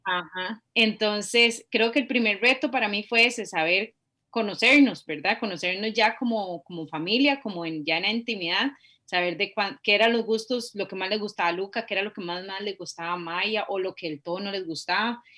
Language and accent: Spanish; Costa Rica; Por ser ticas